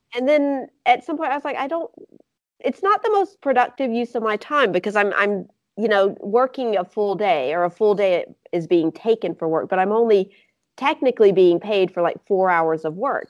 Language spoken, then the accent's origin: English; Mississippi, United States; accent: Southern; now in Grenoble, France; I'm from Mississippi